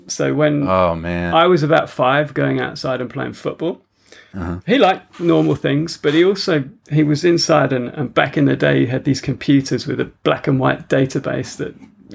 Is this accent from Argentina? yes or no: no; Wiltshire, South West England, United Kingdom; moved away as an adult; also born or lived in London / Australia; we came down to Wiltshire, which is where I sort of grew up